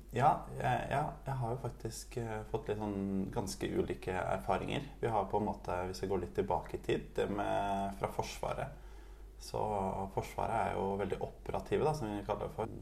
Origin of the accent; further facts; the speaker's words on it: Oslo, Norway; also born or lived in Tromsø; Jeg er fra Oslo, fra Oppsal, og bor nå på Løren